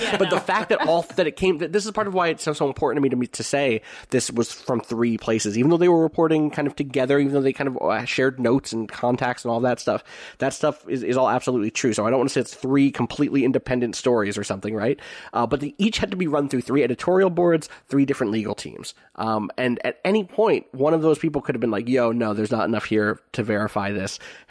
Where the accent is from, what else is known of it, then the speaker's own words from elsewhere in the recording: Pennsylvania, United States; my hometown was on the edge of West Philadelphia and has a lot of first-generation immigrants and people of color and a huge range of wealth between its more suburban and urban sides